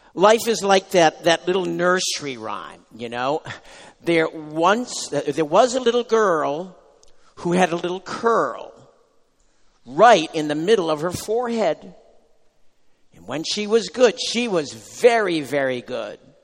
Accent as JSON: {"language": "English", "country": "United States", "said": "as an American now"}